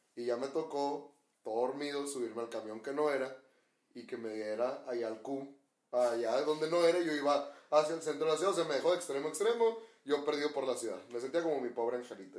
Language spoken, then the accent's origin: Spanish; Hermosillo, Sonora, Mexico; nosotros somos de Hermosillo, Sonora